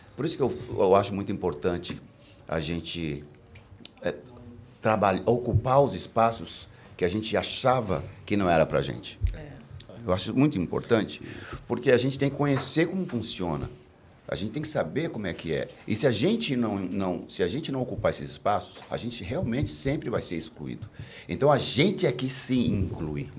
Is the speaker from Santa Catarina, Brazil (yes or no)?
no; São Paulo, Brazil; o missionário, o lugar onde eu me criei